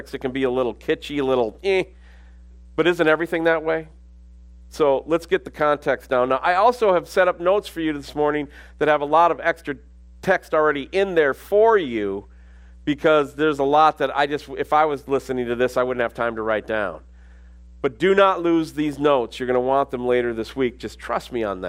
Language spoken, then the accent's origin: English; Minnesota, United States; also born or lived in Alabama; now in Abilene, United States; I grew up in Minnesota